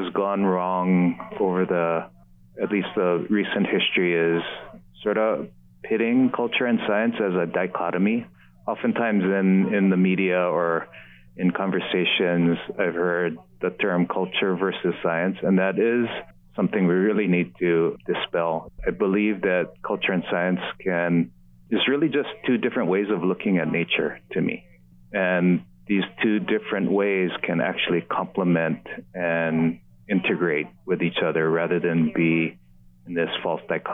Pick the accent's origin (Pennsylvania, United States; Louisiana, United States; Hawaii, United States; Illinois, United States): Hawaii, United States; Oahu; being a local boy, raised in Hawaii